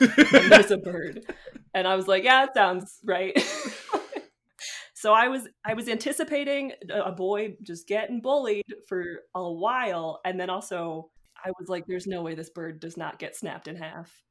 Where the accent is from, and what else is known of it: United States